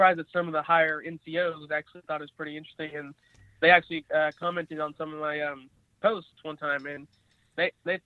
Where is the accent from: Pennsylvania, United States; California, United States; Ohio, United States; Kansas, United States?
Kansas, United States; Coffeyville; also born or lived in Parsons, Kansas; I was born in Parsons, Kansas, 1999. And I grew up in Coffeyville. That's where I live right now.